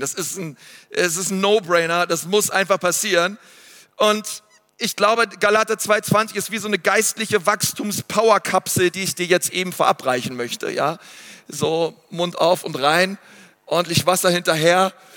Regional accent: Germany; also born or lived in Nuremberg; ich bin Deutscher und ich wohne in Nürnberg 90480

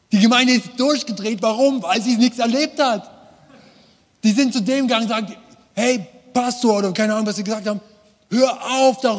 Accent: East Germany, Germany; Ich liebe die Ostblockländer, ich bin selber Ossi, man hört das.

